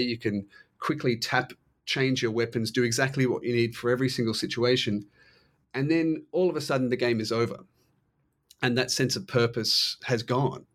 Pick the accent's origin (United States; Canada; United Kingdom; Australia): Australia; I'm Australian